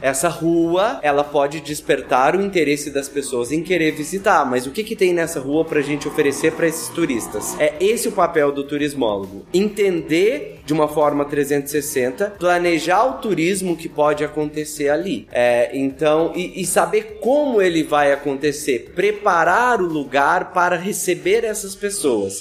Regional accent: Campo Belo, Minas Gerais, Brazil; Eu sou de Campo Belo, fica no sul de Minas

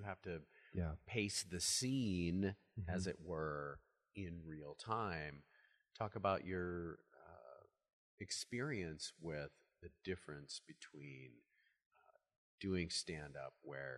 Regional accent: Midwest, United States; I'm a Midwesterner.

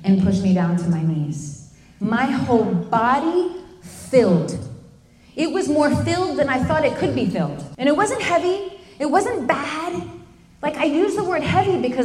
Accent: Fort Lauderdale, Florida, United States; moved away as an adult; I was a street kid from Fort Lauderdale

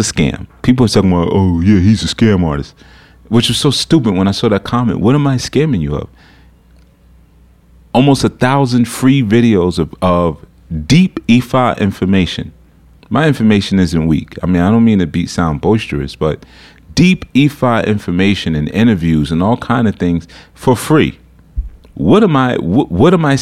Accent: New York City, New York, United States; Not only am I coming from America, I'm coming from New York City

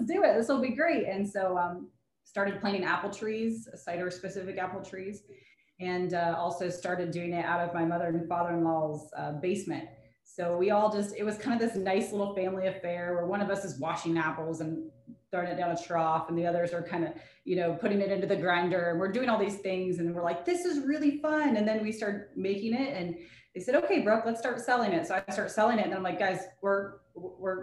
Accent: Parkersburg, West Virginia, United States; I'm from Parkersburg

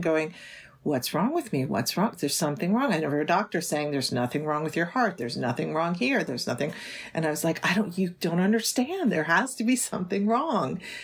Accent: United States; also born or lived in New York City, United States; even though I was born in New York City, this particular, we, I grew up kind of out in the country

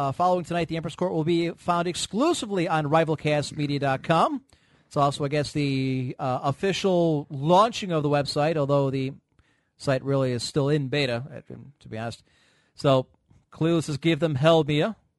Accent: Canada; Oh, no, I'm now a legal immigrant back in my home country. I've crossed illegally. Welcome to Michigan. Fuck! How do I get back to Canada?

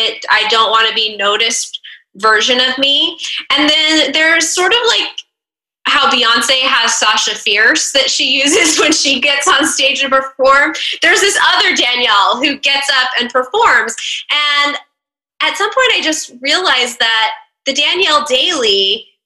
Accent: Northern California, United States; moved away as an adult; also born or lived in DC metro area; now in Washington, D.C. metro area, United States; I'm actually originally from Northern California, but I've lived in the DC metro area for about 15 years

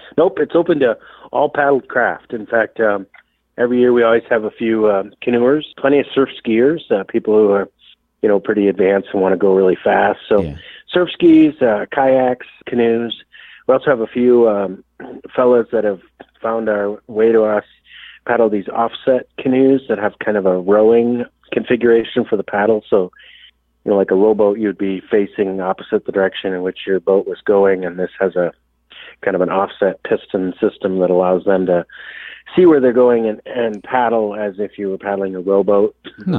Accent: Sioux Falls, South Dakota, United States; also born or lived in Minnesota; I'm originally from Sioux Falls, South Dakota. I had grew up in the south uh, eastern part of the state

